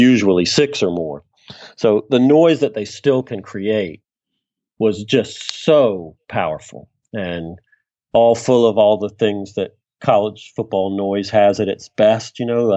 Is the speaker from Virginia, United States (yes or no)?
yes; Virginia, United States; moved away as an adult; I grew up in the South in Virginia